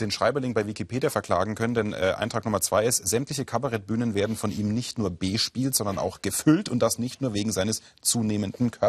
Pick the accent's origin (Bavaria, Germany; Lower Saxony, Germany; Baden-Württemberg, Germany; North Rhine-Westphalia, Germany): Bavaria, Germany; Würzburg; weil ich bin ja Würzburger und wir haben ja den Main und da gibt es ja auch viele